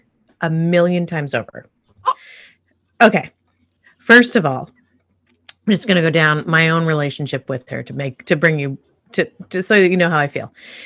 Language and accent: English; United States; as an American woman